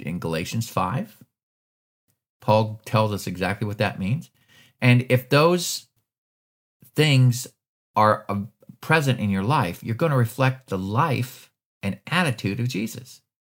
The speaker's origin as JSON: {"language": "English", "region": "Alaska", "country": "United States", "tie": "born or raised there", "moved": "as an adult", "lives_now": "Georgia, United States", "said": "I was born and raised in Alaska."}